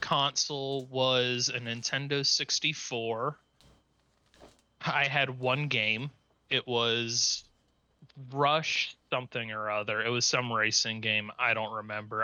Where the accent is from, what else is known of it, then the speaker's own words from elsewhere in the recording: Cincinnati, Ohio, United States; I was, uh, born and raised in Cincinnati